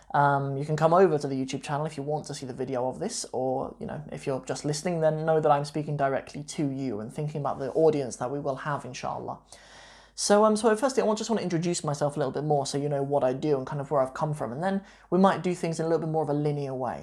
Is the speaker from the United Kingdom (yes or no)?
yes; Long Buckby, East Midlands, United Kingdom; also born or lived in Northampton; I grew up in this sort of working class town. I mean, it's, it's a working class, uh, larger village. It's not really a town actually, called Long Buckby in the East Midlands in Northamptonshire.